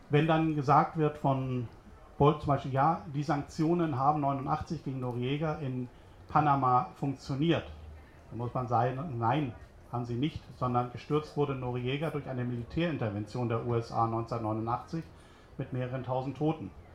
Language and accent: German; Hamburg, Germany; now in Berlin, Germany; bin aber eigentlich äh, gebürtiger Hamburger. Ich hoffe, das hört man auch noch